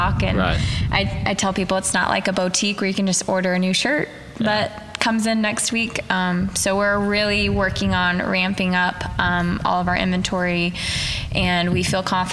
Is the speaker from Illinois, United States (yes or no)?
no; Arkansas, United States; moved away; I'm originally from Arkansas